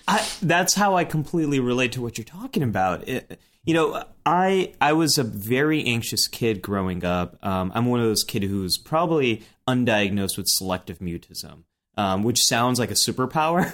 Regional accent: Silicon Valley, California, United States; grew up in Silicon Valley

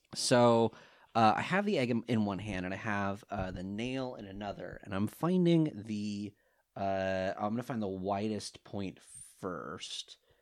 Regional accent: California, United States; now in England; I'm from California.

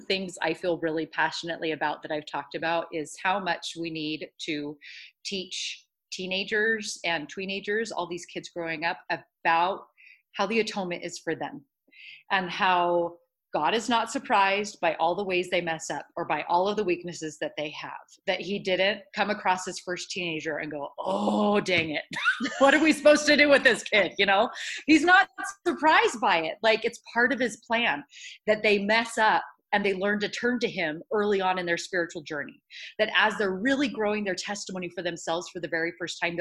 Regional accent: Los Angeles, California, United States; now in Idaho, United States; I grew up in Los Angeles

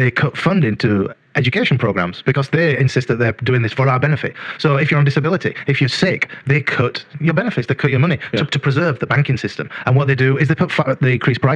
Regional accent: England, United Kingdom; born or raised there; moved away

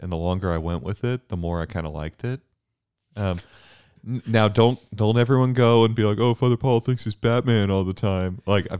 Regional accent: Bermuda; also born or lived in Houston, United States; I was born in Houston, and even though I grew up in Bermuda, I always knew I was from Houston.

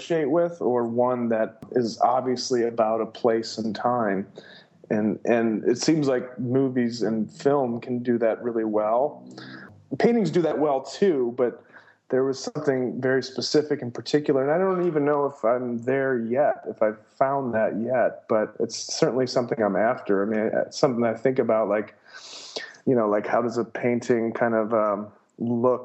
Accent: Temperance, Michigan, United States; I grew up outside of Toledo, just across the border in a town called Temperance, Michigan

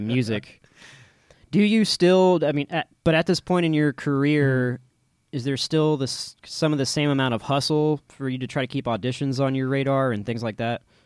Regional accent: Austin, Texas, United States; I'm an Austinite and I'm from Austin

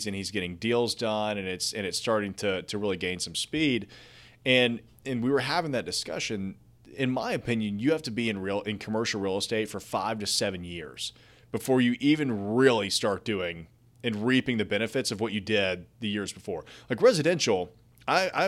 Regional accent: Nashville, Tennessee, United States; I'm from Nashville

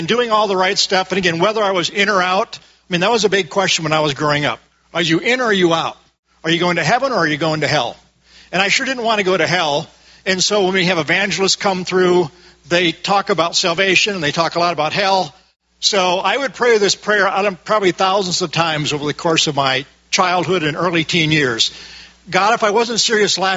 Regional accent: Midwest, United States; I grew up in the Midwest.

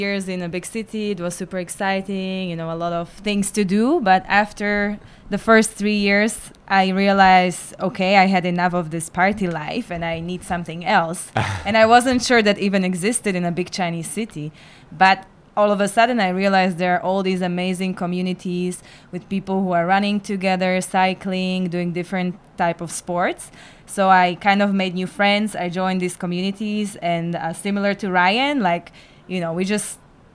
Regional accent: Slovakia; moved away; I'm from Slovakia.

